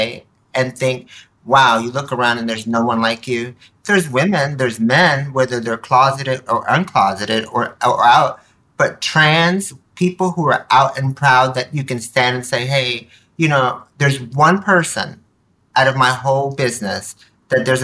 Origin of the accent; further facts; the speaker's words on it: Nicaragua; now in United States; I was born in Nicaragua, Central America. You know, we were immigrants, came here, were dirt poor